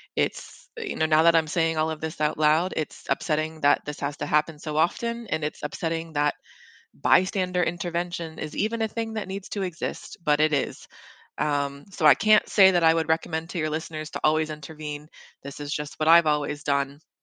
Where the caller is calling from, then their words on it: London, United Kingdom; moved away; I am calling you from London, England